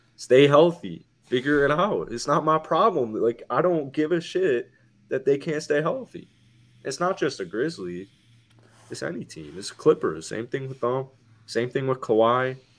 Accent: Chicago, Illinois, United States; as a Chicagoan

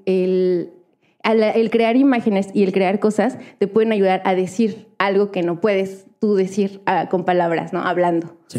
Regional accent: Actopan, Hidalgo, Mexico; yo soy de, de Hidalgo, ¿no? Y, es de Actopan, Hidalgo

